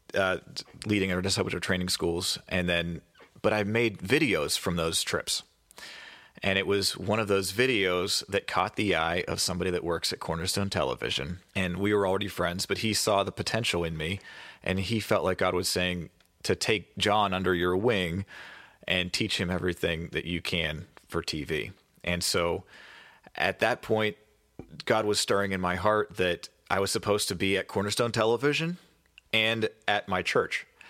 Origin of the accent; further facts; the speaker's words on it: Pittsburgh, Pennsylvania, United States; where I grew up in Pittsburgh